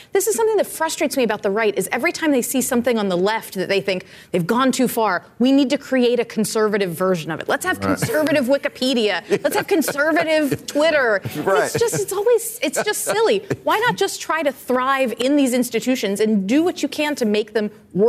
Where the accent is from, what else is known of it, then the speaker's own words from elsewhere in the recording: Florida, United States; Florida, my home state